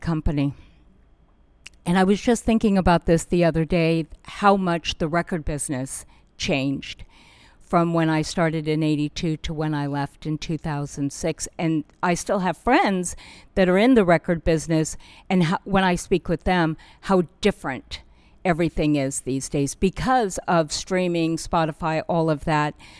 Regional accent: Burbank, California, United States; I am a kid from Burbank, California

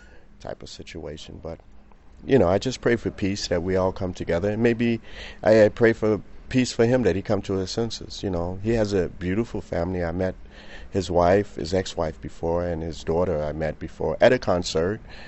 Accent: Chicago, Illinois, United States; now in Paris, France; I've came from there, you know. I was born into it

